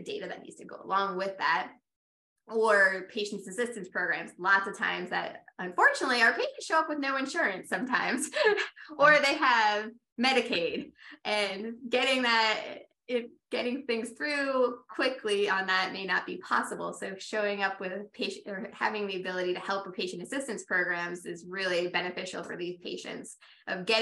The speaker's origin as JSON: {"language": "English", "region": "Rhode Island", "country": "United States", "also_born_or_lived": "Tampa area, Florida", "moved": "yes", "lives_now": "Tampa, United States", "said": "I'm from Rhode Island originally"}